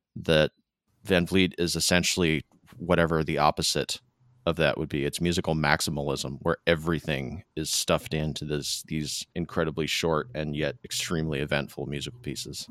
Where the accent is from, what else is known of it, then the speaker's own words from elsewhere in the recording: Michigan, United States; the malls where I grew up in Michigan.